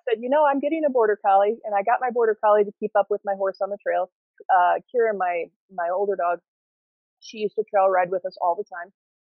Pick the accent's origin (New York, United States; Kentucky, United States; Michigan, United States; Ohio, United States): Ohio, United States; moved away as an adult; now in Colorado, United States; I'm from Ohio. Or I grew up in Ohio anyway